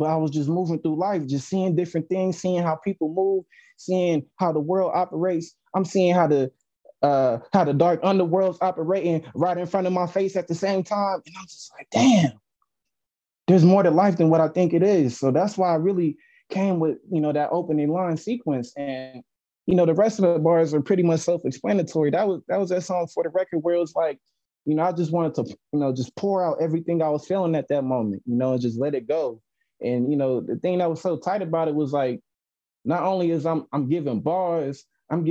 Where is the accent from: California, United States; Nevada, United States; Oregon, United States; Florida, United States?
California, United States; growing up being a kid from California